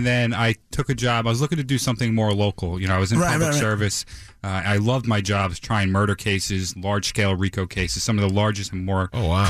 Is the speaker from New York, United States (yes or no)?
yes; West Islip, New York, United States; also born or lived in Babylon, New York; I grew up in West Islip.